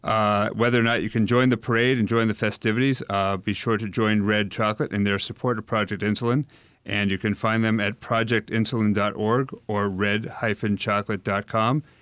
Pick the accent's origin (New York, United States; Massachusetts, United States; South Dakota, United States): Massachusetts, United States; Salem; I grew up just outside of Salem